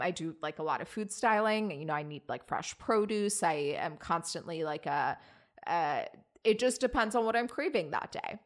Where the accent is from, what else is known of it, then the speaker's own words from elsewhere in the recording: Virginia, United States; now in New York, United States; I'm from Virginia.